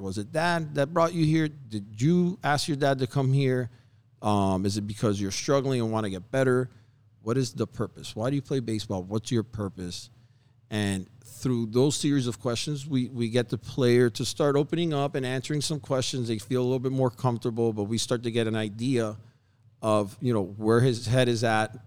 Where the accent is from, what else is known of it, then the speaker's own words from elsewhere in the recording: Hialeah, Florida, United States; I was born and raised in Hialeah